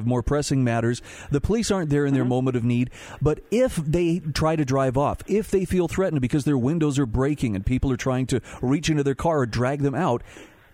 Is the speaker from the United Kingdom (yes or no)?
no; Utah, United States; here in my home state of Utah